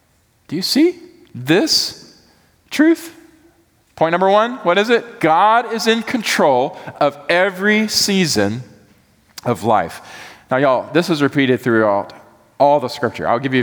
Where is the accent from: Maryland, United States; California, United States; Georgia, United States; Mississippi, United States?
Georgia, United States; also born or lived in Atlanta; Y'all can judge me for this or not, but I came from Georgia.